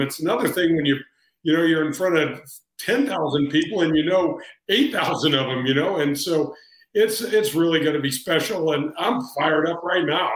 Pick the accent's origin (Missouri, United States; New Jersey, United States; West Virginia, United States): Missouri, United States; St. Louis; I grew up in the North County area